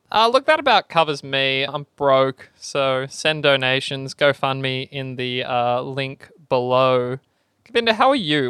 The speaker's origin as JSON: {"language": "English", "country": "Australia", "tie": "born or raised there", "said": "fifty people from my hometown"}